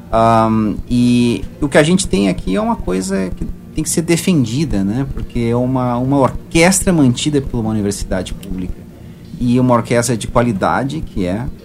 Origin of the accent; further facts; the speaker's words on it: Porto Alegre, Rio Grande do Sul, Brazil; Apesar do nome ser bastante espanhol, italiano, eu sou daqui. Gaúcho, né? Sou gaúcho de Porto Alegre.